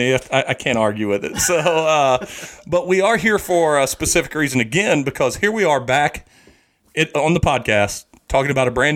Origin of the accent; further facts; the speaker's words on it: Southeast Missouri, United States; I have bad pronunciations since I'm from Southeast Missouri